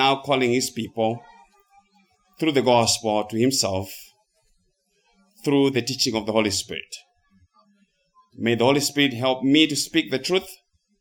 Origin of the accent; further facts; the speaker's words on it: Zimbabwe; moved away as an adult; now in United States; Of course, I'm originally from Zimbabwe. And I have been living in the United States of America for the past 24 years